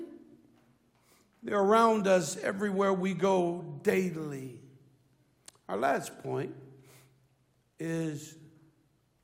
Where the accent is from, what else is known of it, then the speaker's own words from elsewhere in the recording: Chicago, Illinois, United States; I grew up in Chicago, Illinois